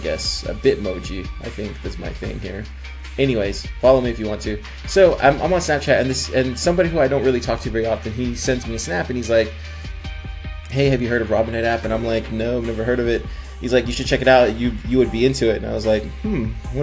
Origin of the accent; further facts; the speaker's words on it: Corpus Christi, Texas, United States; moved away; I'm spending time in Corpus Christi, where my hometown is.